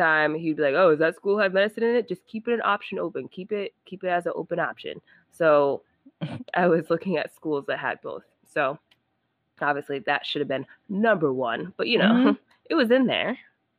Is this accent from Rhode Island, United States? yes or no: yes; Rhode Island, United States; I'm from Rhode Island, small state.